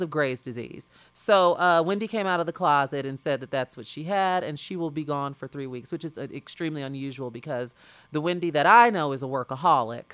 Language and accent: English; Chicago, Illinois, United States; that's the kind of environment that I grew up in South Suburban, uh, Chicago.